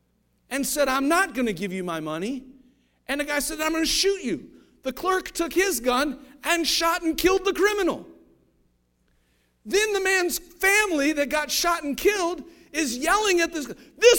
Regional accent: Ohio, United States; I just saw today, I'm from Ohio, I just saw today, this happened like this week.

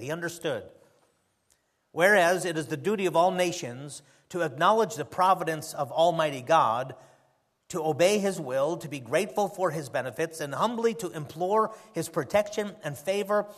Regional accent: United States; As an American

